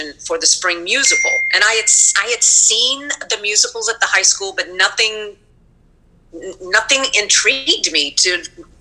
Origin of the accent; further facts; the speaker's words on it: Raleigh, North Carolina, United States; I grew up in Raleigh, North Carolina